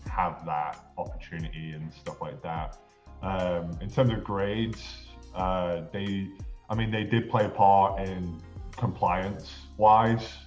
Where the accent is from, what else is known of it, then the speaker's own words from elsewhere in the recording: Chorley, North West England, United Kingdom; moved away as an adult; also born or lived in Montana / Kansas; I'm from Chorley in England in the northwest.